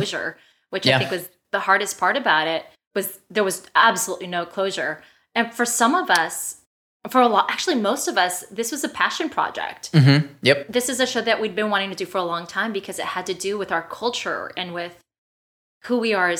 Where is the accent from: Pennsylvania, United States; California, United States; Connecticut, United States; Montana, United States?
California, United States; also born or lived in Missouri; I'm originally from California